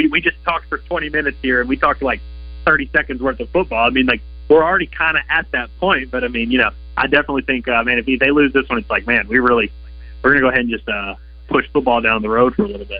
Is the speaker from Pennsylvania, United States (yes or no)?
no; Central Louisiana, United States; I grew up in Central Louisiana